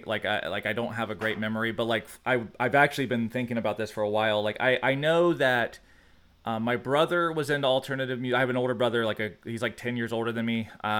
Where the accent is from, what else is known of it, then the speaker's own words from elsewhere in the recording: Georgia, United States; I was raised in South Georgia.